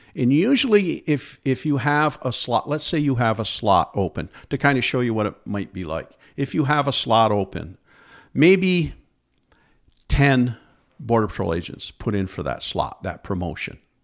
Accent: Alexandria Bay, New York, United States; I grew up in Alexandria Bay, New York, over on the Saint Lawrence River, uh, by Watertown

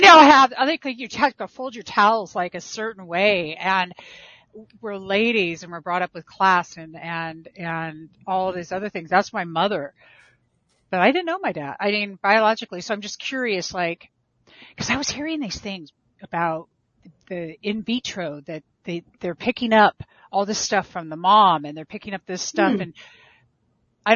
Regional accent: Diamond Bar, California, United States; I was brought up in Diamond Bar, California

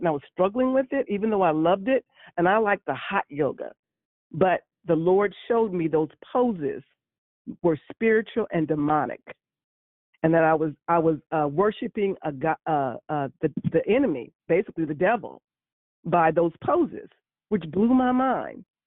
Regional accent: San Francisco, California, United States; born and raised in San Francisco

